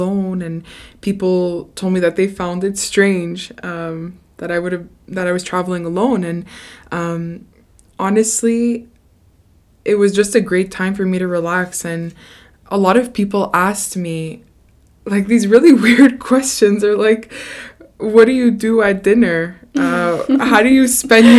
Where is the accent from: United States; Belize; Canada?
Canada; growing up in Canada, we're very privileged